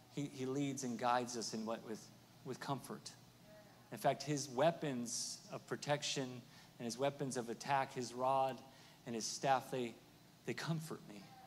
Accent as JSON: {"language": "English", "region": "Oklahoma", "country": "United States", "said": "I'm from Oklahoma, so there's a little little roughneck in me"}